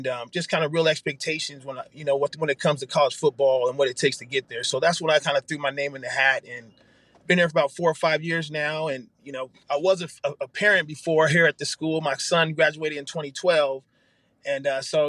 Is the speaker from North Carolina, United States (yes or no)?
no; San Jose, California, United States; moved away as an adult; now in Arizona, United States; I was from San Jose, California, the Bay Area